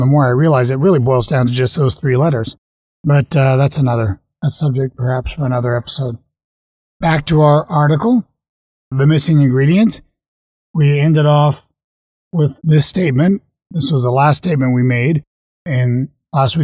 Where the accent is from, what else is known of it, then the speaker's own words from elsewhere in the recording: Canada; I'm a Canadian